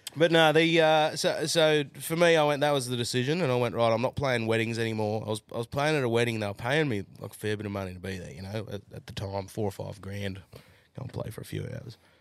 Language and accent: English; Jindabyne, New South Wales, Australia; also born or lived in Newcastle; now in Central Queensland, Australia; I'm from Ginderbine